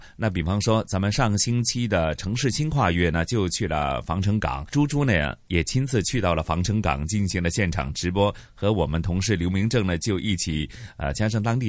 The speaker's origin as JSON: {"language": "Chinese", "country": "Hong Kong", "said": "那其实突然之间就令我们香港人很多亲切感呐，因为在我们葵涌货柜码头一带呢"}